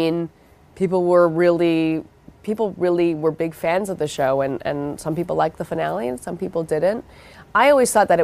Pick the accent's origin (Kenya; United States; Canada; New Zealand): Canada; Vancouver, British Columbia; I grew up in Vancouver, and I did theater in high school